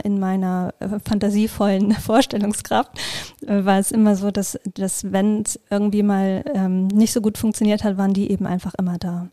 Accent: Schleswig-Holstein, Germany; ich komme aus Schleswig-Holstein

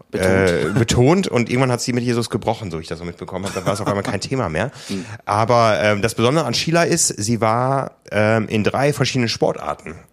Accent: Hamburg, Germany; Ja, ich glaube, das geht in Frankfurt dann so ähnlich wie bei uns in Hamburg

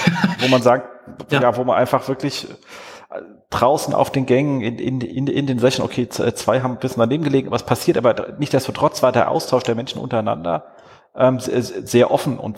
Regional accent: Erzhausen, Hesse, Germany; ich bin ja in Erzhausen aufgewachsen. Das, das liegt so zwischen Darmstadt und Frankfurt.

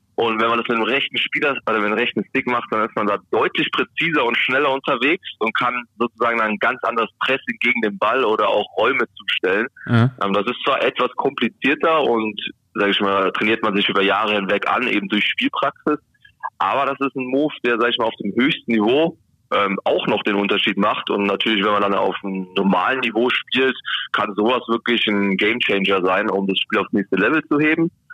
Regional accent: Helmbrechts, Bavaria, Germany; also born or lived in Bayreuth; now in Bremen, Germany; ich komme auch nicht ganz um die Ecke hier aus Bremen, sondern ich bin ähm, komme aus Franken und zwar geboren in Bayreuth, ähm, gebürt oder äh, gelebt in Helmbrecht

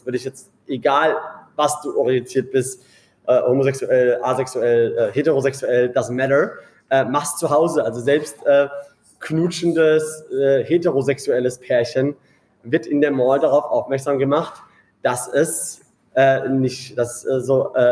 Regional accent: Karlsruhe, Baden-Württemberg, Germany; auch in Karlsruhe, wo ich herkomme.

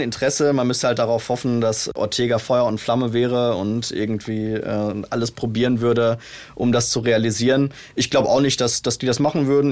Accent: Bielefeld, North Rhine-Westphalia, Germany; Ich bin ja Bielefelder

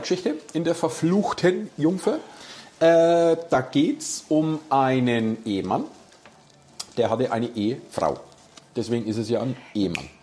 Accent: Nuremberg, Bavaria, Germany; Hier bei uns in Nürnberg

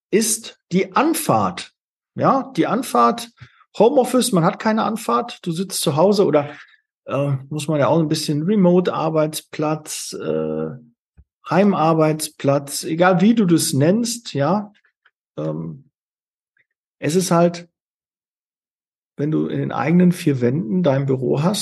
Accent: Witten, North Rhine-Westphalia, Germany; also born or lived in Bochum; Also ich komme ja aus, aus Witten und habe es äh, bis dahin nie hinbekommen

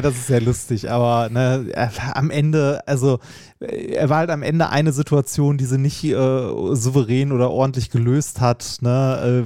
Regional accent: Essen, North Rhine-Westphalia, Germany; Altendorf, äh, stadtnah im Norden, wo ich groß geworden bin

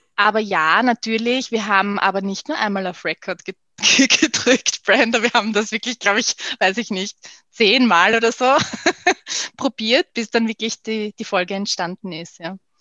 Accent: Vienna, Austria; Ich bin relativ im Herzen von Wien groß geworden

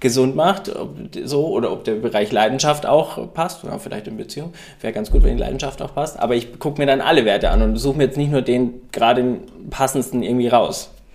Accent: Ingolstadt, Bavaria, Germany; now in Hamburg, Germany; zu Hause in meiner Heimat in Ingolstadt

